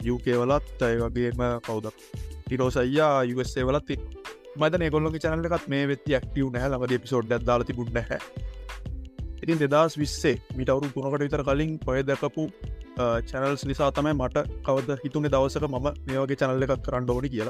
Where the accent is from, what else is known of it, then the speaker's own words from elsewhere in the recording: Galle, Southern Province, Sri Lanka; මගේ ගම ගාල්ල මගේ වයිසවුරුදු විසිත්තුනයි